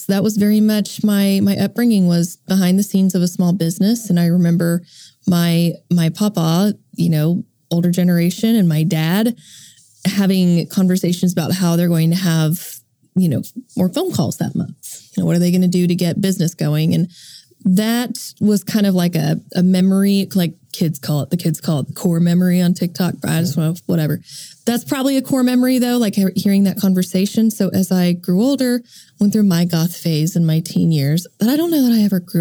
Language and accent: English; Edmond, Oklahoma, United States; I'm from Edmond, Oklahoma, and my family owned a TV business.